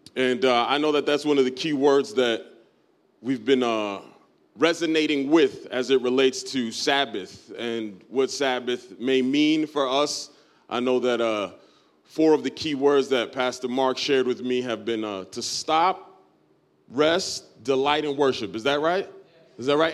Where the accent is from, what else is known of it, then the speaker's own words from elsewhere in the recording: Dominican Republic; I'm Dominican from, from birth, so I'm from the Dominican Republic.